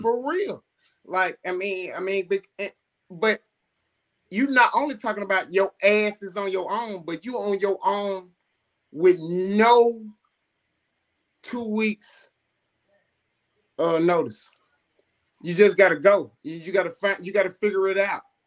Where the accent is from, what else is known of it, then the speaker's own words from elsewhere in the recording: Coldwater, United States; I'm from Coldwater